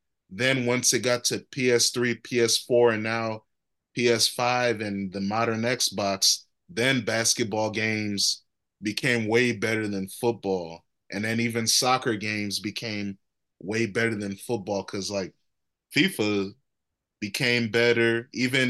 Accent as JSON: {"language": "English", "country": "United States", "said": "I'm an American."}